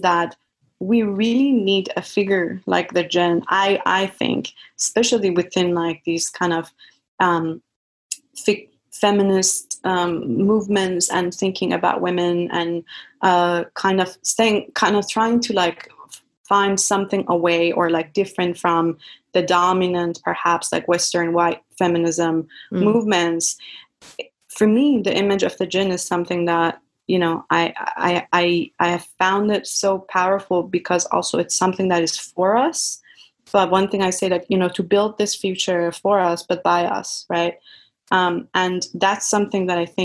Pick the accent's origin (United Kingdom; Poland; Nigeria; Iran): Iran; moved away as an adult; now in United States; I grew up in Iran with a lot of these jinn related stories